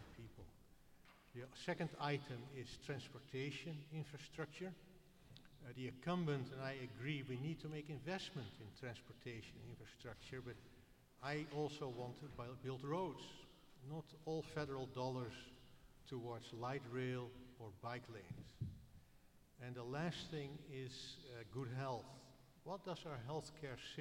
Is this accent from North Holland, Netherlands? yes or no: yes; Amsterdam, North Holland, Netherlands; now in Portland, United States; I'm an immigrant from the Netherlands, Old Amsterdam, not New Amsterdam.